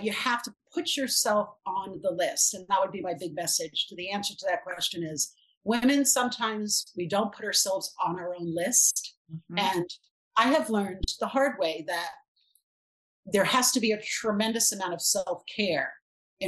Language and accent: English; New York City, New York, United States; I grew up in Brooklyn